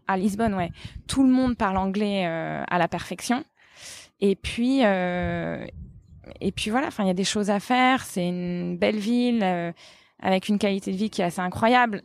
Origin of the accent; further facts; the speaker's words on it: France; now in Portugal; nous on est français